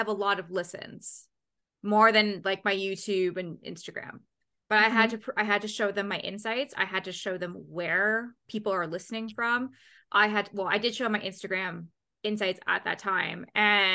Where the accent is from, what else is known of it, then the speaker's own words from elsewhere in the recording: Canada; being a Canadian